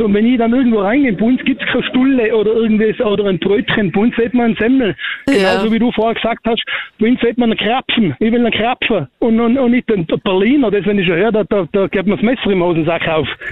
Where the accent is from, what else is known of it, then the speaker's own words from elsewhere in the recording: Tyrol, Austria; ich bin ein Urtiroler